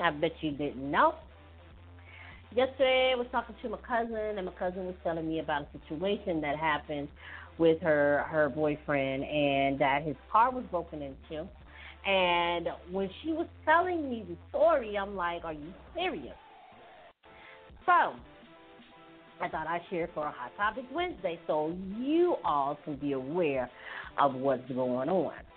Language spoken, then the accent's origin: English; Hattiesburg, Mississippi, United States; moved away; my hometown, Hattiesburg